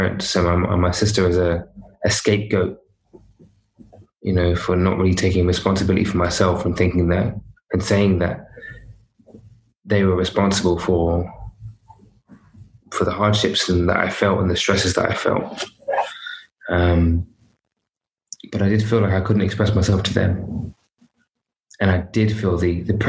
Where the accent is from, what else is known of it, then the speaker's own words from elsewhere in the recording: London, United Kingdom; I was brought up in London